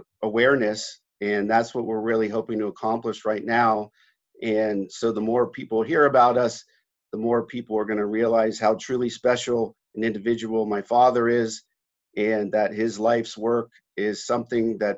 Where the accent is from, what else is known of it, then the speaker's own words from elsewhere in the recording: Pittsburgh, Pennsylvania, United States; Growing up in Pittsburgh, we had a large basement in our house